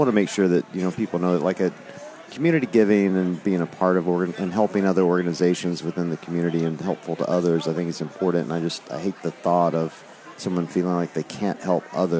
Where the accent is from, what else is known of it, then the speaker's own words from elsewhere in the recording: the South, United States; I grew up in the South.